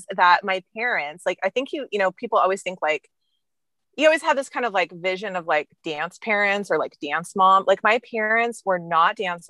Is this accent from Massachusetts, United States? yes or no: no; Bakersfield, California, United States; I grew up in Bakersfield, and it was kind of a smaller town at that time